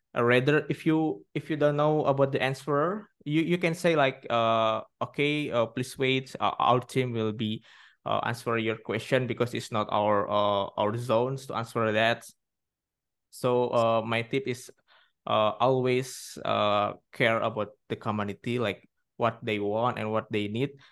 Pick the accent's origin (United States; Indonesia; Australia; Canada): Indonesia; I'm from Indonesia